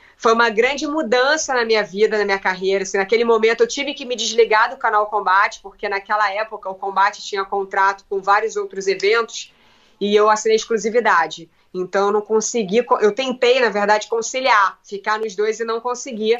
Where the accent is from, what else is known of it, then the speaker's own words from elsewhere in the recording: Brazil; Como uma boa brasileira